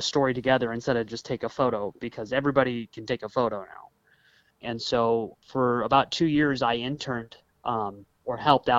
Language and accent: English; Illinois, United States; moved away; growing up in Illinois